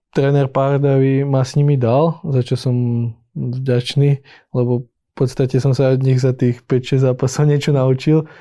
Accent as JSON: {"language": "Slovak", "town": "Trenčín", "region": "Trenčín Region", "country": "Slovakia", "moved": "yes", "lives_now": "Hradec Králové, Czech Republic", "said": "sme obidva z Trenčína"}